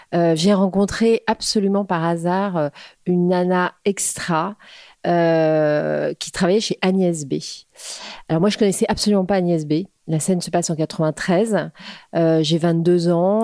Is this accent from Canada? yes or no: no; Créteil, Île-de-France, France; also born or lived in New York / Paris; j'ai grandi à Créteil déjà en banlieue parisienne